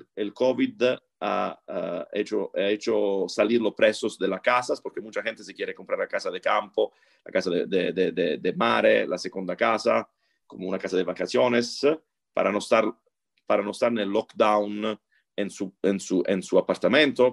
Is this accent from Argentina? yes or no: no; Italy; Spanish is a second language; soy italiano